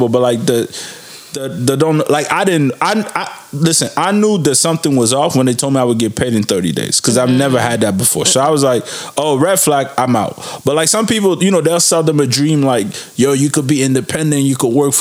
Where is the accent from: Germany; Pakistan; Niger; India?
Niger; moved away; give back to my home country in Niger through my mom's school that she has.